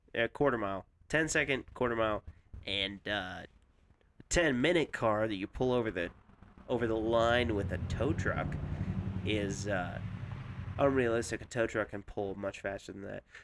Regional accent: Colorado, United States; I'm from Colorado

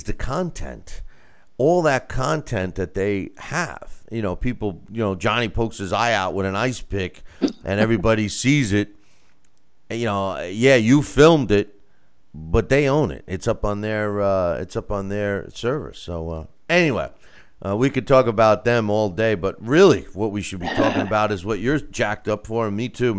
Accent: United States; as an American

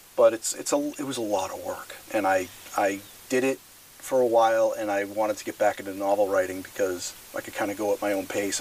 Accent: Massachusetts, United States; I grew up in Massachusetts

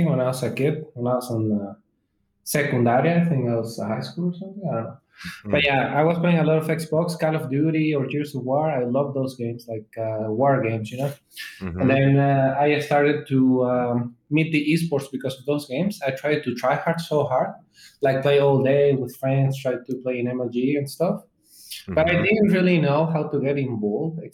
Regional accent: Mexico; English is a second language; I'm from Mexico

